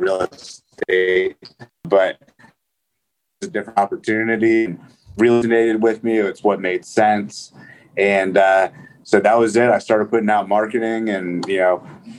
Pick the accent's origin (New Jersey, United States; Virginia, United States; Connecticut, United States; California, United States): Virginia, United States; Northern; I grew up in Northern Virginia, right outside of Washington, D.C.